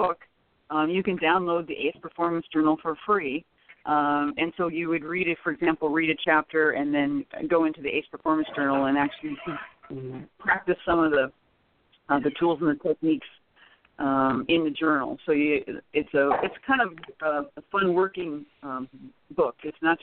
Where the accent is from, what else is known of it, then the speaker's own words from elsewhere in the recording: Nebraska, United States; now in Arizona, United States; I'm originally from Nebraska, so I usually go back and do something every summer.